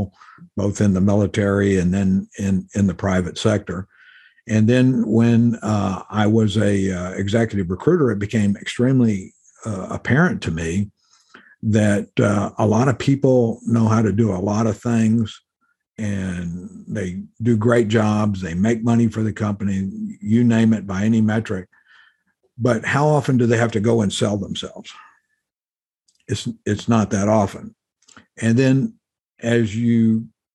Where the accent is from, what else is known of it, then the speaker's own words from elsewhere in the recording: Mexican border in South Texas, United States; moved away as an adult; I grew up in the Mexican border in South Texas